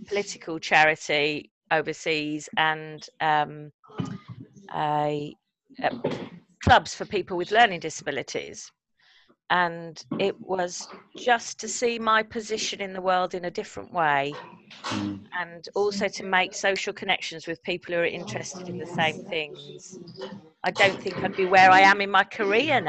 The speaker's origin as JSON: {"language": "English", "region": "Midlands", "country": "United Kingdom", "moved": "as an adult", "lives_now": "London, United Kingdom", "said": "I'm from the Midlands, so I talk to strangers all the time"}